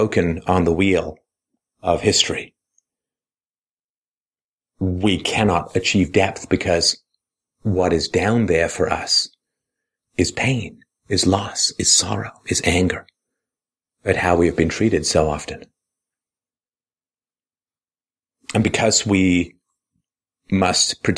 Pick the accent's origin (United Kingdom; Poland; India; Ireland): United Kingdom; I was proud of being British.